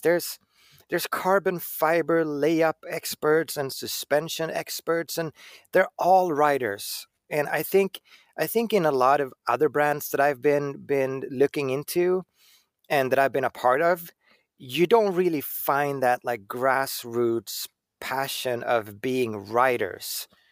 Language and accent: English; Sweden; I come from Sweden